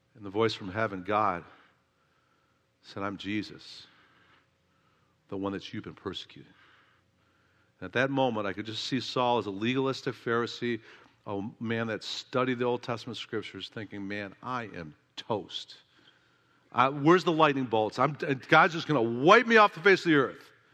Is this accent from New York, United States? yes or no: no; Oak Park, Illinois, United States; my hometown, Oak Park, Illinois